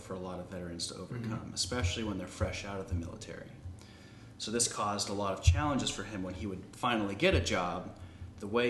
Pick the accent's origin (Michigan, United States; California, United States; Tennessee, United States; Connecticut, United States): California, United States; San Diego; moved away as an adult; now in Fort Worth, United States; I'm originally from San Diego, California. I came out here to Fort Worth, Texas to go to school at TCU